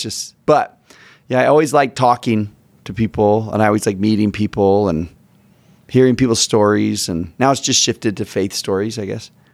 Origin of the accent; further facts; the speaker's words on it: Sugar Land, Texas, United States; moved away as an adult; now in Utah, United States; I grew up in, uh, Houston, right outside of Houston